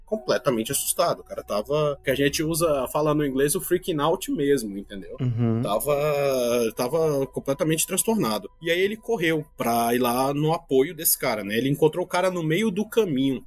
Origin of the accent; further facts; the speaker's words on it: Manaus, Amazonas, Brazil; also born or lived in Ceará, Brazil; moro em Manaus, apesar de que sou cearense de nascimento, mas vim para cá muito cedo, então a minha vida sempre foi dividida entre o norte e o nordeste